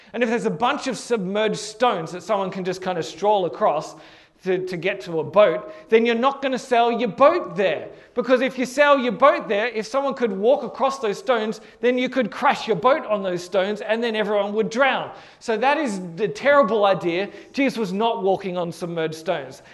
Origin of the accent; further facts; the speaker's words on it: Hornsby, New South Wales, Australia; from my house where I grew up in Hornsby